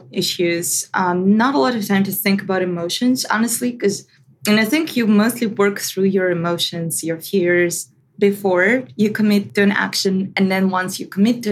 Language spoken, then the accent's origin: English; Russia; When I was growing up, first 10 years of my life were amazing. I loved them. It was years of actual democracy in Russia